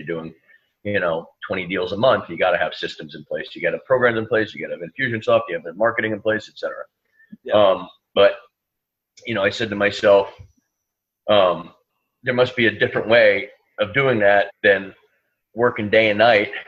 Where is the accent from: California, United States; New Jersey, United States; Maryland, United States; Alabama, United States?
New Jersey, United States; moved away as an adult; now in New York City, United States; I grew up in New Jersey. I live in New York City for the last 20 years.